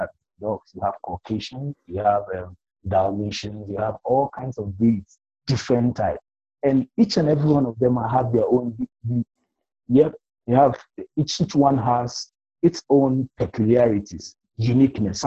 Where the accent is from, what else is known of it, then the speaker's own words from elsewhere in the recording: Ghana; accent: African Ghanaian; Mine is an African Ghanaian accent, you know? we have English as our formal language.